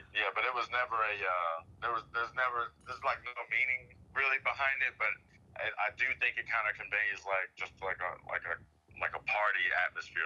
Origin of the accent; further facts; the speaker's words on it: Arlington, Texas, United States; moved away as an adult; now in Dallas, United States; I'm from Arlington originally. Um, I grew up out there